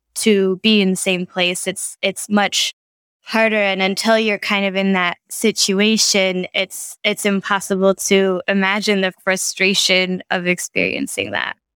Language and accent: English; United States; moved away; I'm a American journalist